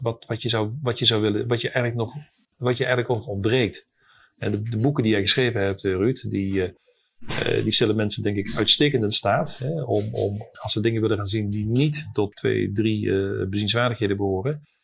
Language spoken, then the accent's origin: Dutch; Netherlands; also born or lived in Paris, France; ik als Hollander